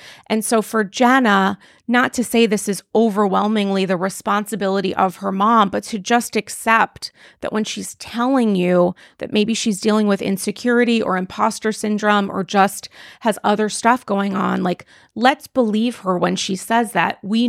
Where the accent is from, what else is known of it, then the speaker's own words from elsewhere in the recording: New York, United States; And I also connect with, like, a lot of her personality as a New Yorker and as a New York Jew.